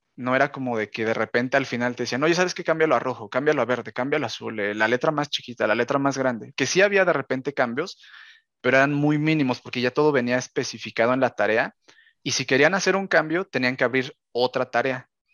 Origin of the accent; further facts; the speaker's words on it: Mexico; yo que soy de México